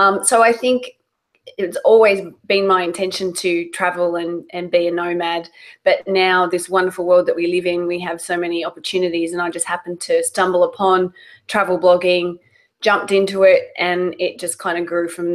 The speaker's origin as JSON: {"language": "English", "country": "Australia", "also_born_or_lived": "London", "moved": "as an adult", "lives_now": "United States", "said": "I'm Australian"}